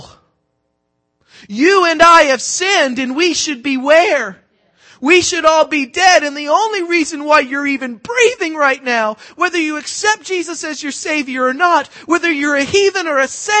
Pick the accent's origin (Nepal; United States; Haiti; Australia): United States; the South; I'm from the South